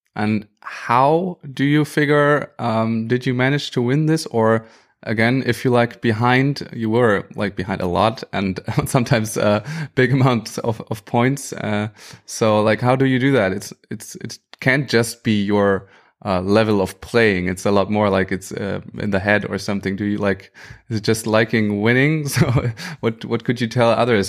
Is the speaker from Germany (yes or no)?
yes; Germany